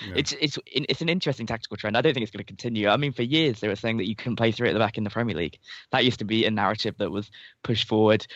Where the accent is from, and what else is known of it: England, United Kingdom